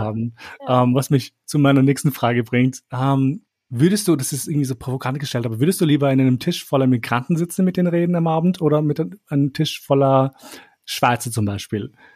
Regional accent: Kosovo; moved away; wo ich aufgewachsen bin in Kosovo

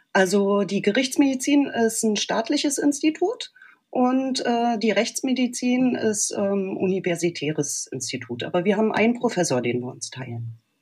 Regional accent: Berlin, Germany; ich bin in Berlin geboren, aufgewachsen und schon immer hier

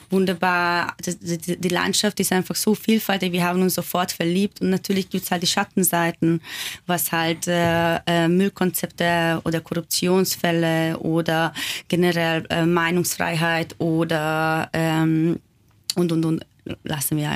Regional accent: Hungary; born there; German is a second language; Aber ich bin halt auch gebürtige Ungarin. Äh, mit meinem eigenen Land gibt es auch einige Probleme.

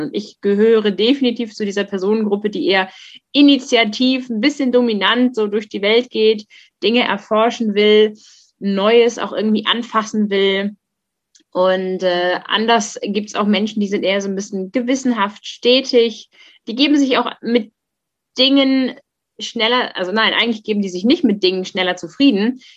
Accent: Germany; ich bin in der in der Nähe Hamburgs aufgewachsen.

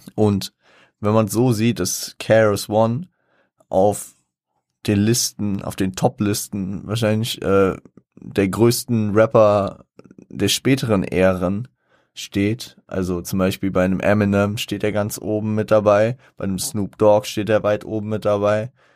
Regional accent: Frankfurt, Hesse, Germany; ich als Frankfurter

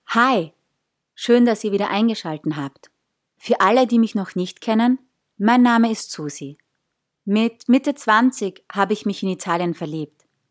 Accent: southern Austria, Austria; also born or lived in northern Italy; so ein Mädel wie ich es bin aus dem Süden Österreichs

